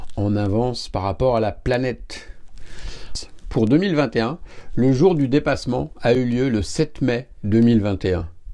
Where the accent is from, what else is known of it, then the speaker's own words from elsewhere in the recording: France; Parce que je suis français